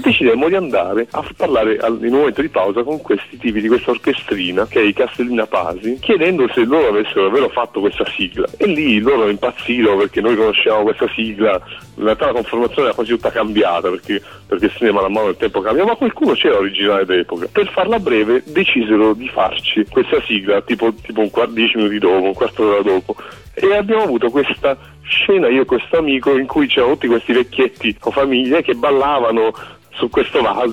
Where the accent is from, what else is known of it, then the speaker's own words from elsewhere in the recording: Taranto, Apulia, Italy; now in Rome, Italy; In realtà sono pugliese, sono nato a Taranto